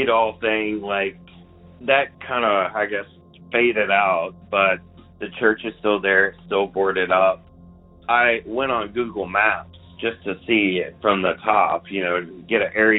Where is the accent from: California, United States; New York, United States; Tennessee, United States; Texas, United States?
Tennessee, United States; Memphis; moved away; I am originally from Memphis